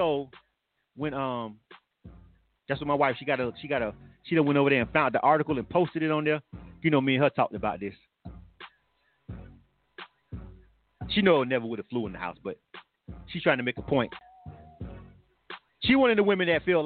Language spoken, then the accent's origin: English; Florida, United States; I'm from Florida